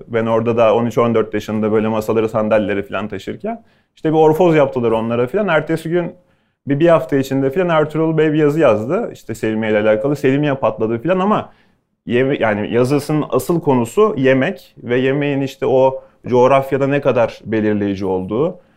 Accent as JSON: {"language": "Turkish", "region": "Bursa", "country": "Turkey", "also_born_or_lived": "Ankara / Istanbul", "moved": "yes", "lives_now": "Bodrum, Turkey"}